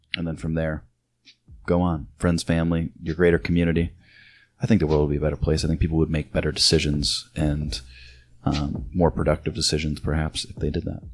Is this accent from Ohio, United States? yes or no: no; Illinois, United States; moved away; my town, my hometown's sponsored by Bush Light